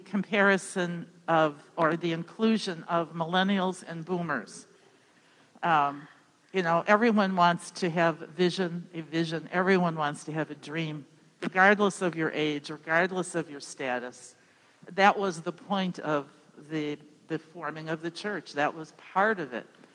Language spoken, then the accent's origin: English; Chicago, Illinois, United States; as a Chicagoan